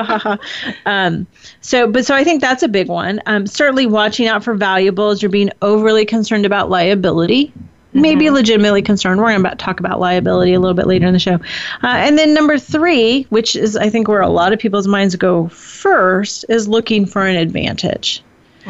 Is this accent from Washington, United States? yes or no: no; California, United States; I love my home state of California.